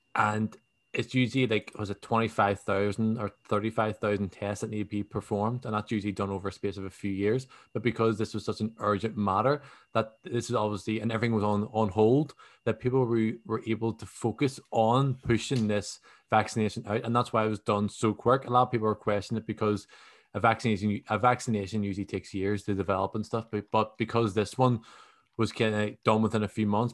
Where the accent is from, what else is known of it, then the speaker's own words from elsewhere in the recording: Belfast, Northern Ireland, United Kingdom; where Belfast is, where I'm from